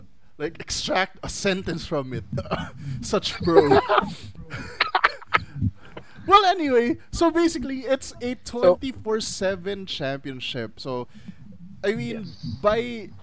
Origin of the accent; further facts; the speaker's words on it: Philippines; as a Filipino fan